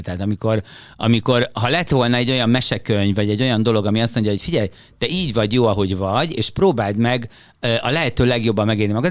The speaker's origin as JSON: {"language": "Hungarian", "country": "Hungary", "moved": "as an adult", "said": "Magyarországban, Magyarországból jöttem"}